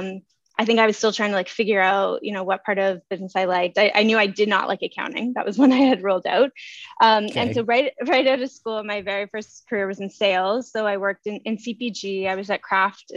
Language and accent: English; Nova Scotia, Canada; now in Toronto, Canada; I'm from Nova Scotia.